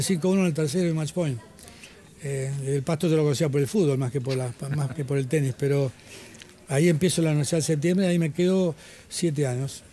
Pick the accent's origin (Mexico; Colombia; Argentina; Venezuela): Argentina; also born or lived in Galicia, Spain / California; Yo soy nací en España, me vine a Argentina a los tres años. Soy el gallego, soy de Galicia